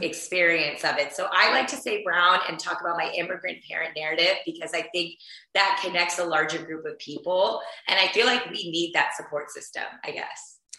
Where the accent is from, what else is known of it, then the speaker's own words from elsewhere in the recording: Houston, Texas, United States; I grew up in Houston, Texas, which is where I am right now